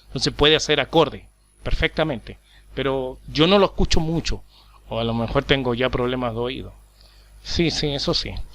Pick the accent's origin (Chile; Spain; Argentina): Chile; now in Paraguay; yo soy chileno, vivo en, en Paraguay.